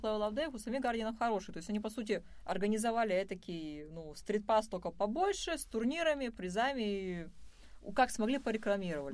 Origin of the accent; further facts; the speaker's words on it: Izhevsk, Udmurtia, Russia; moved away as an adult; now in Moscow, Russia; когда я уезжала из Ижевска